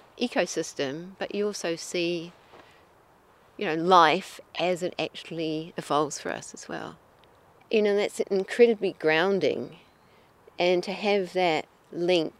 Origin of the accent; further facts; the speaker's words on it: New Zealand; now in Wakefield, Canada; I'm originally from New Zealand